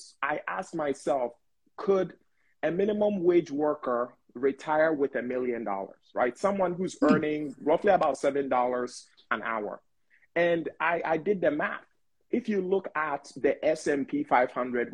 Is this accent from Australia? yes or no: no; Ghana; also born or lived in Bronx, New York, United States; now in United States; as an immigrant, being born and raised in Ghana, coming to the U.S., like starting off in Bronx, New York